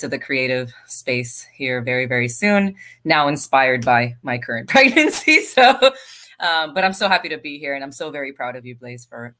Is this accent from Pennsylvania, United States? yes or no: no; New York, United States; moved away; I'm Puerto Rican Dominican. I'm originally from New York. If the way I speak says anything about that, very direct, very, you know, very quick.